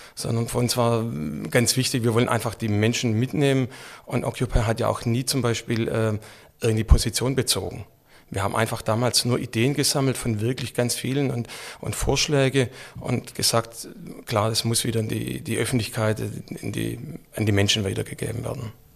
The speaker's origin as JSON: {"language": "German", "town": "Stuttgart", "region": "Baden-Württemberg", "country": "Germany", "tie": "born or raised there", "said": "ich bin dann selbst in Rohhager aufgewachsen"}